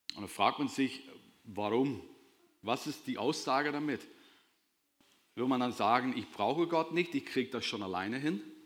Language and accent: German; Northern Ireland, United Kingdom; moved away as an adult; now in Germany; ich komme aus Nordirland. Ich bin mit 19 Jahren in der Gegend hier hingezogen